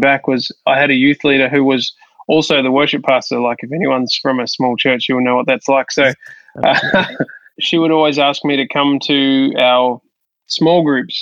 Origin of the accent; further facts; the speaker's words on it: Hastings, Hawke's Bay, New Zealand; now in Sydney, Australia; I grew up in New Zealand in a small town called Hastings, which is on the east coast of the North Island of New Zealand.